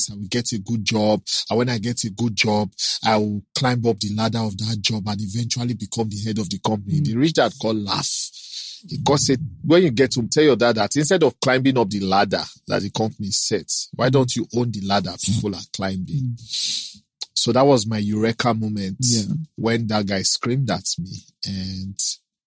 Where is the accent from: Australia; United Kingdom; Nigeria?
Nigeria; Kogi; also born or lived in Delta State; now in Lagos, Nigeria; I'm from Kogi State